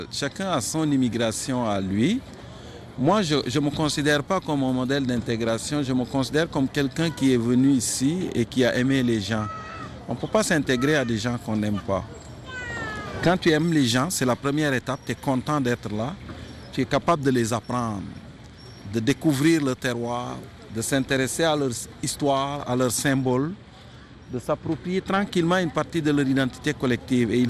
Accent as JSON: {"language": "French", "country": "Senegal", "lives_now": "Montreal, Canada", "said": "Et juste le fait de dire je venais du Sénégal, ça faisait toute la différence."}